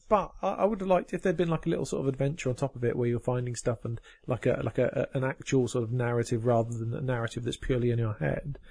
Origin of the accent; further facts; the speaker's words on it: United Kingdom; I'm just being British